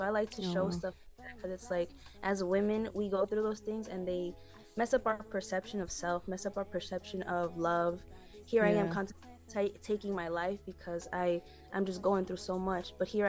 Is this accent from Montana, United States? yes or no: no; New York City, New York, United States; I'm from Corona, Queens, New York.